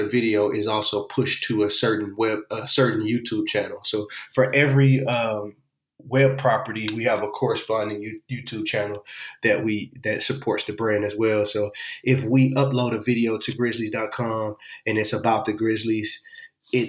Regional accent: Houston, Texas, United States; moved away as an adult; also born or lived in Austin, Texas; now in Memphis, United States; I'm originally born and raised in Houston, Texas

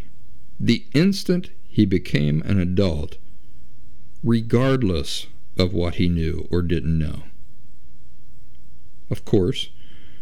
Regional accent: United States; I'm from the United States

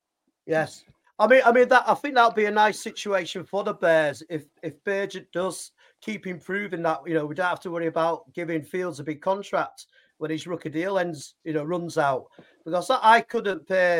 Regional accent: Yorkshire and the Humber, United Kingdom; accent: Yorkshire; my terrible Yorkshire accent

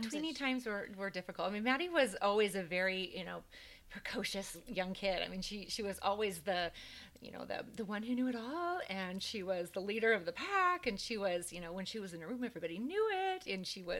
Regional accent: Portland, Oregon, United States; So I was born and raised in Portland.

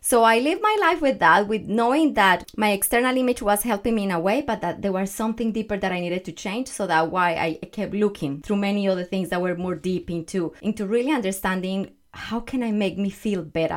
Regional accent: Colombia; English is a second language; moved away; I am from Colombia, Growing up as a little girl

